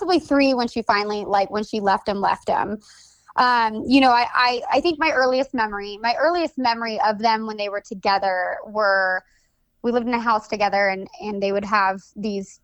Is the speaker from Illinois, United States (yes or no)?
no; Napa, California, United States; also born or lived in St. Helena, California; I was born in Santa Elena, California, and my early years were based out of Napa, California